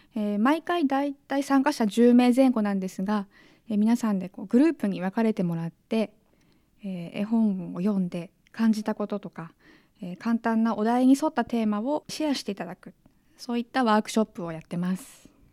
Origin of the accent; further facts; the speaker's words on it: Nagano, Japan; moved away; 長野県出身